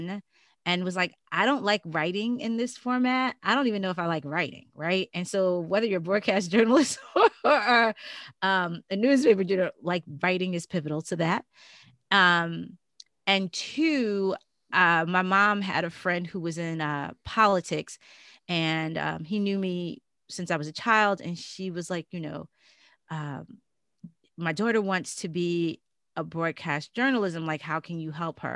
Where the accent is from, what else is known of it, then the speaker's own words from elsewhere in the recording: New York City, New York, United States; also born or lived in Maryland; growing up in Brooklyn with, you know, my mom